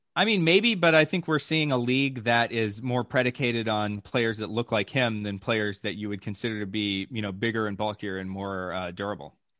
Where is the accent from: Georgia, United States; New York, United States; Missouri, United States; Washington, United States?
Georgia, United States; Atlanta; I grew up in Atlanta